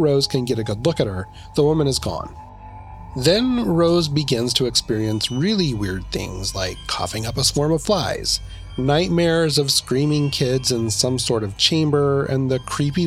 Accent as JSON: {"language": "English", "region": "Idaho", "country": "United States", "tie": "born or raised there", "said": "the small town in Idaho that I grew up"}